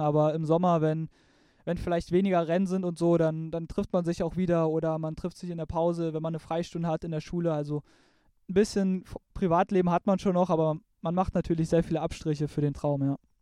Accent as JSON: {"language": "German", "region": "eastern Germany", "country": "Germany", "said": "bei uns im Osten"}